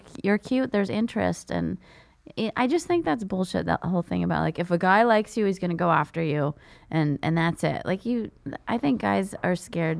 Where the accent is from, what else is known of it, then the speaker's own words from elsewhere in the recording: San Jose, California, United States; I'm from San Jose.